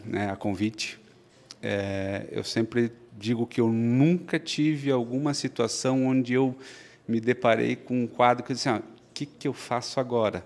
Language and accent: Portuguese; Blumenau, Santa Catarina, Brazil; also born or lived in Florianópolis; Eu nasci em Blumenau, sempre vivi aqui, fiz faculdade na FURB.